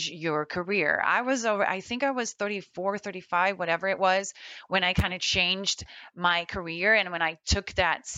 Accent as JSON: {"language": "English", "country": "Netherlands", "tie": "born or raised there", "also_born_or_lived": "Florida, United States", "moved": "as an adult", "lives_now": "United States", "said": "I was born and raised in the Netherlands, and I moved to the United States in 2004"}